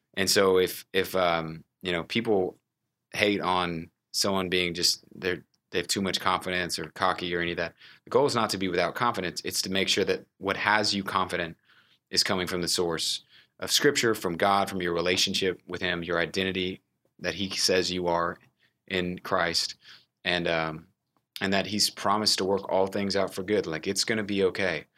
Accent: Houston, Texas, United States; now in Dallas, United States; I, uh, was raised in Houston, Texas

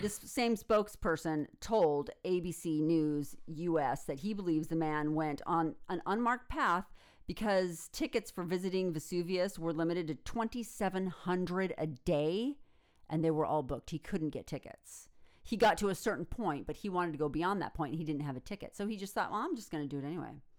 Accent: United States; in the United States, we hear about being the ugly American

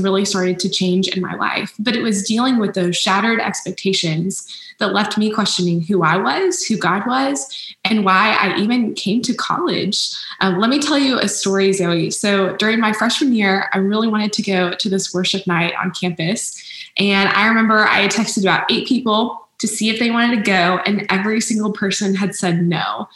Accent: Arlington, Texas, United States; also born or lived in Waco, Texas; I grew up in Arlington, Texas, and then I moved to Waco a few years ago for college at Baylor

